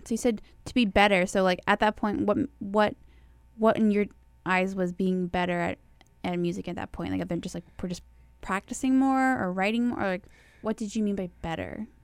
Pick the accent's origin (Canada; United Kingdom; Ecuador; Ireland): Canada; Winnipeg, Manitoba; moved away; also born or lived in Arizona; I grew up in Winnipeg